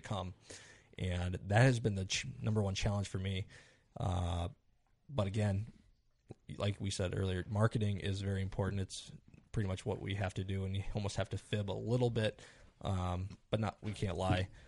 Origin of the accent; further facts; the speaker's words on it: Iowa, United States; I am from Iowa, so I have a little bit different perspective on Iowa.